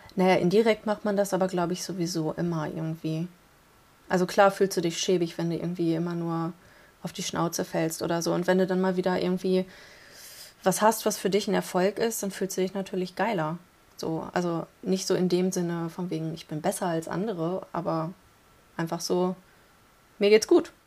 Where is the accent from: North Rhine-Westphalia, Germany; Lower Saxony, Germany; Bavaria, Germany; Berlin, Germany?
Lower Saxony, Germany; Rinteln